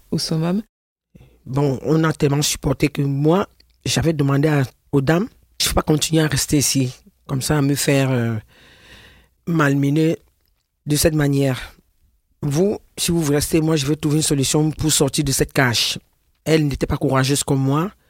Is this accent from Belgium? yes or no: no; Cameroon; moved away as an adult; now in France; Je suis une Camerounaise, née le 2 août 1963.